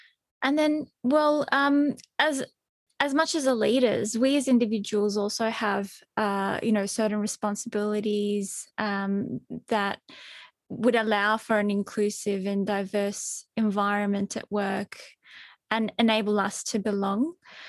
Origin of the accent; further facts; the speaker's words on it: Turkey; People often go, oh, you don't look Turkish.